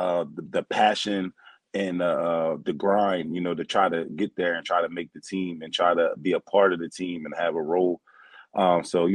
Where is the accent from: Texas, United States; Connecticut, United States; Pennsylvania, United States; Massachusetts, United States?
Pennsylvania, United States; Philadelphia; also born or lived in New Jersey; I grew up, and I'm from New Jersey, but I grew up in the Philadelphia area